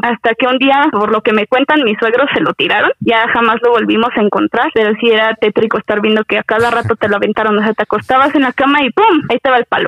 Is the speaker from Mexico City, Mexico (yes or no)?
no; a town bordering Apan, Hidalgo, Mexico; la ciudad que colinda con mi pueblo